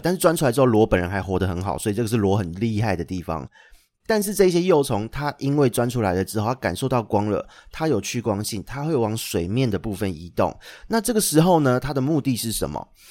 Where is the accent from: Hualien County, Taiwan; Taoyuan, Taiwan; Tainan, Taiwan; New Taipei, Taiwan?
New Taipei, Taiwan; Xindian; 因为小时候在，住在新店一带